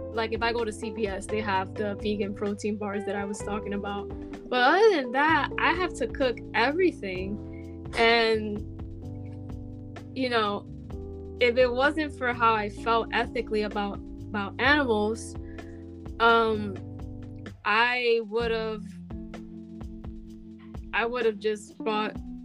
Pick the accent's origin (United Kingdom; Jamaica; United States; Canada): United States; New York City, New York; I'm from the Bronx